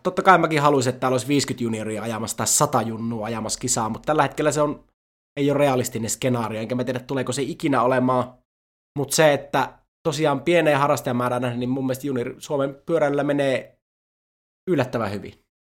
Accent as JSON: {"language": "Finnish", "town": "Iisalmi", "region": "North Savo", "country": "Finland", "tie": "born or raised there", "said": "mä oon Iisalmesta kotoisin"}